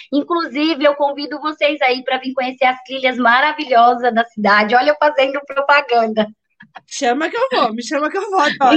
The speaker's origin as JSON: {"language": "Portuguese", "region": "São Paulo", "country": "Brazil", "tie": "born or raised there", "moved": "as an adult", "lives_now": "Bertioga, Brazil", "said": "nasci, fui criada, que é o Paraisópolis Zona Sul, que é uma também uma grande periferia lá de São Paulo também."}